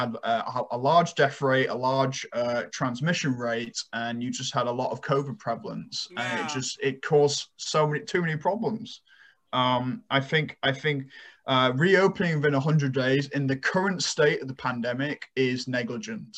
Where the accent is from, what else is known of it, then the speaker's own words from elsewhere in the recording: United Kingdom; moved away; my home country